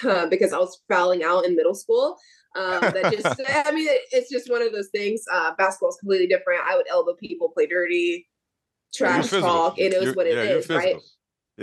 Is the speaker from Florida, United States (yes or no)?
yes; Sneads, Florida, United States; my hometown. I'm only 45 minutes west from Tallahassee